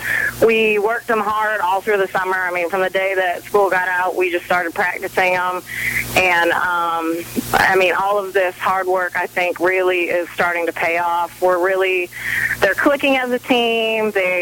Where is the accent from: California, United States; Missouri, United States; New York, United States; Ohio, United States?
California, United States; Southern; moved away as an adult; now in Savannah, United States; I grew up in Southern California